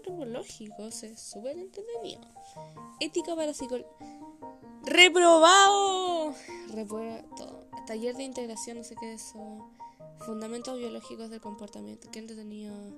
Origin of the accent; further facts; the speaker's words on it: Chile; yo hablando como que no soy chilena